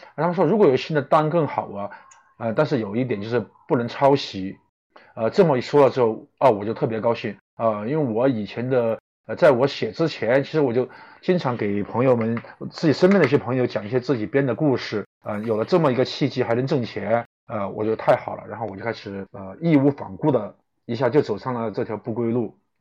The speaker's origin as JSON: {"language": "Chinese", "region": "Chongqing", "country": "China", "moved": "as an adult", "lives_now": "Beijing, China", "said": "我是一个重庆人，虽然已经在北京打拼了十年了，但是我的口音还是改不了"}